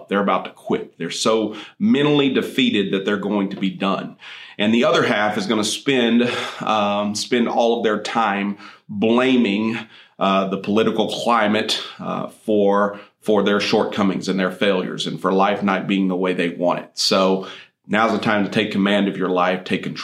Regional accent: Midland, Texas, United States; I grew up out west in the Midland Odessa area where oil and gas is what most people do.

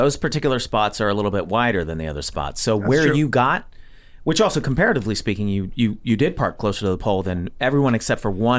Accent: Montgomery, Alabama, United States; now in Los Angeles, United States; I'm from Montgomery, Alabama.

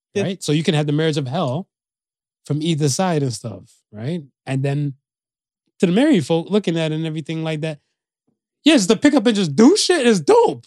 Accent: United States; also born or lived in Canada / Jamaica (ancestry); I grew up in America

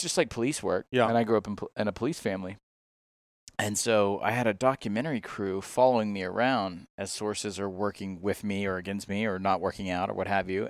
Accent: Georgia, United States; moved away; also born or lived in Mississippi; I'm originally from Georgia

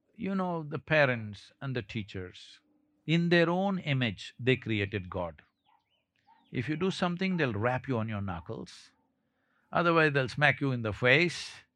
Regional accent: South India, India

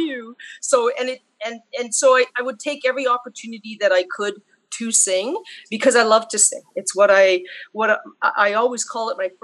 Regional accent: Sudbury, Ontario, Canada; moved away as an adult; also born or lived in North Bay, Ontario; now in Ottawa, Canada; Sudbury was my hometown, but I made it to Ottawa

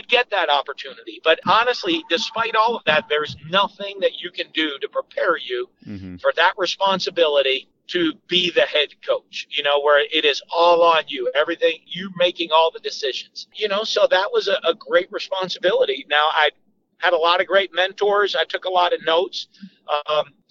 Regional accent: Manchester, New Hampshire, United States; moved away as an adult; also born or lived in Drexel Hill, Pennsylvania / Londonderry, New Hampshire / Utah / Starkville, Mississippi; I grew up in Manchester, New Hampshire

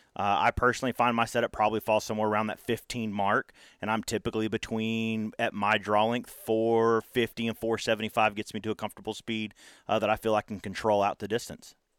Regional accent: Texas, United States; growing up in Texas

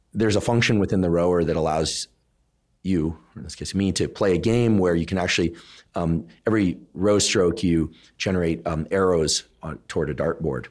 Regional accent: South Bay, California, United States; I'm from the South Bay

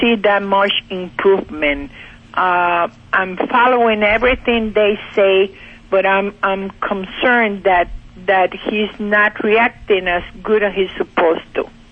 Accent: Cuba; now in Pennsylvania, United States; Originally from Cuba

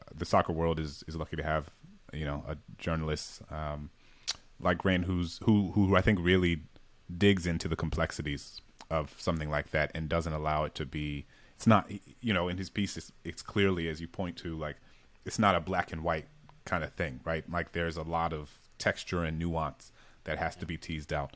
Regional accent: New Orleans, Louisiana, United States; I grew up in a majority black city

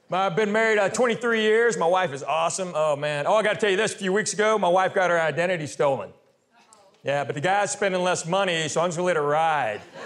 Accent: Knoxville, Tennessee, United States; I was born and raised in Knoxville, Tennessee.

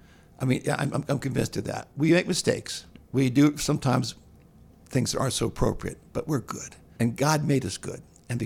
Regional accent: Bethesda, Maryland, United States; Yeah, I grew up in Bethesda.

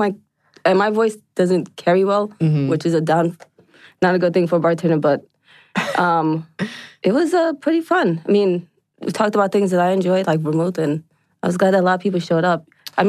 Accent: New York, United States; moved away as an adult; now in Atlanta, United States; I grew up in New York

